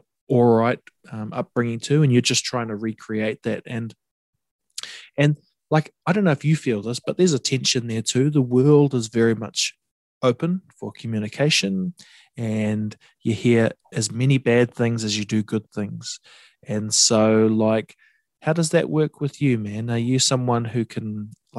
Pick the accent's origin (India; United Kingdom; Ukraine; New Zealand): New Zealand; Coromandel, Waikato; I grew up in the Coromandel